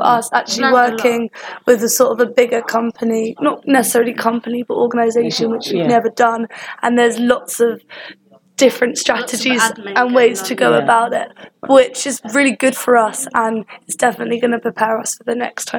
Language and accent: English; Kingston upon Thames, London, United Kingdom; because we're both from Kingston